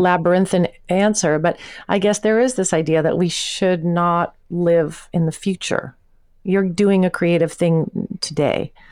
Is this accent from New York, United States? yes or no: yes; Long Island, New York, United States; also born or lived in Manhasset / Manhattan; now in New York, United States; I'm a girl from Long Island